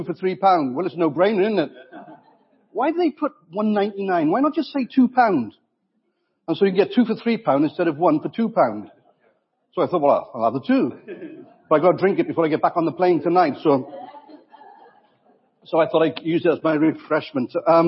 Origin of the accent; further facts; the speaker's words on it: Wales, United Kingdom; I'm also a Welshman